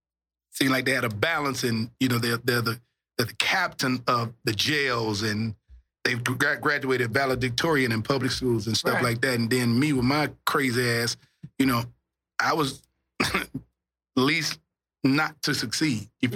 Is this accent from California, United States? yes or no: no; Shreveport, Louisiana, United States; It was crazy, man. All I can remember when I reflect back Shreveport, you know, I went to private school, so, you know, we stayed in the hood